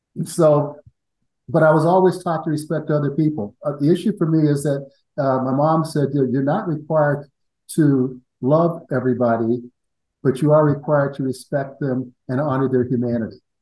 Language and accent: English; Columbus, Ohio, United States; I grew up in Columbus, Ohio.